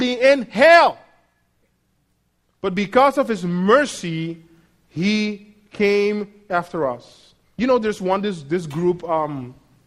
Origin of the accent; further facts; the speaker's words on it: Netherlands; moved away as an adult; also born or lived in United States; now in Mexico; I'm a Dutch citizen. I've lived for almost 18 years out of my home country.